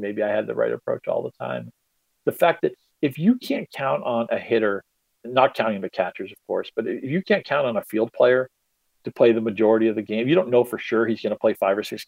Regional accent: New England, United States; I grew up with him in New England.

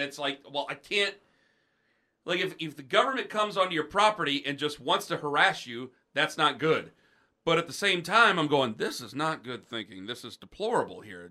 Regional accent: Stark County, Ohio, United States; I'm from Stark County

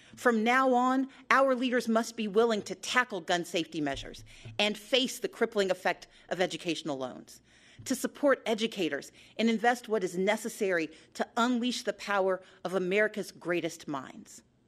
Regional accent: Georgia, United States; my home state

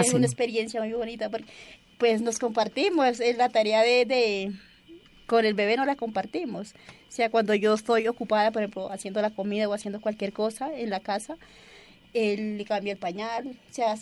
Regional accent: Colombia; anhelamos la paz, como cualquier colombiano.

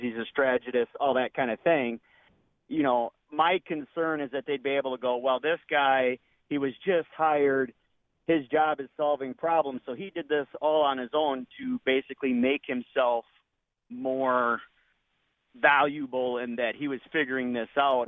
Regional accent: Wisconsin, United States; I'm obviously from Wisconsin, not a Michigan fan

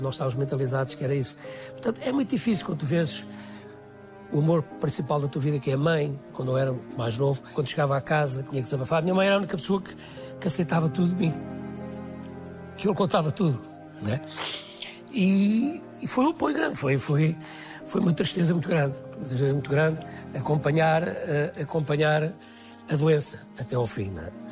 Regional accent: Guarda, Centro, Portugal; moved away as an adult; also born or lived in France; eu sou da Guarda

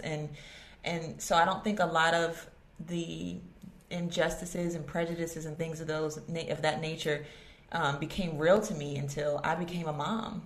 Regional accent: Virginia Beach, Virginia, United States; I grew up in Virginia Beach

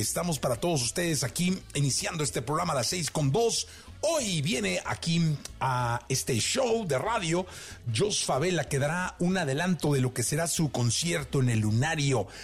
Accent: Mexico; soy mexicano

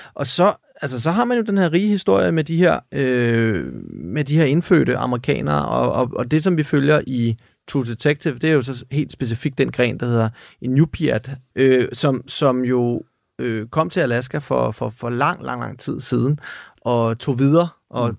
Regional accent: Denmark; her hjemme i Danmark

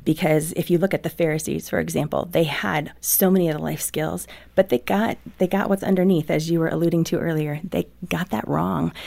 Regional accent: Midwest, United States; I grew up in the Midwest

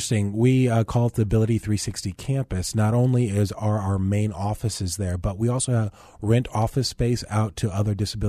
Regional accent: Tomball, Texas, United States; also born or lived in New Orleans; Okay, yeah. I grew up in a little town. It's much larger now, but it's called Tomball. It's in northwest Houston.

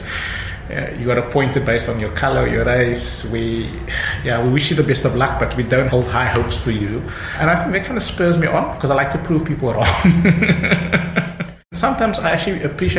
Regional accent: Cape Town, Western Cape, South Africa; also born or lived in Johannesburg; Growing up in Mitchells Plain, I think for us success then was being a teacher or a principal

